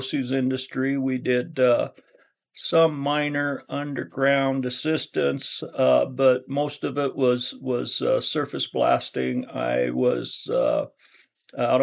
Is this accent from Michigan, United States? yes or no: no; Rathdrum, Idaho, United States; also born or lived in Boise, Idaho; I was born in southern Idaho in the Boise area. And my father worked for the Idaho State Police, and he was transferred to up to the Coeur d'Alene area, which is just Rathdrum, just about 15 miles outside of Coeur d'Alene. And so that brought us up here, and we came up in 1959, and I've been in North Idaho the rest of my life